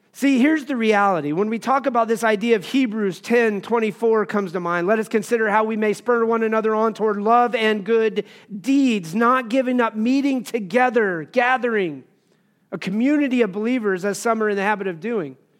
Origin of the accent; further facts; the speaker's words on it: Wyoming, United States; I grew up in Wyoming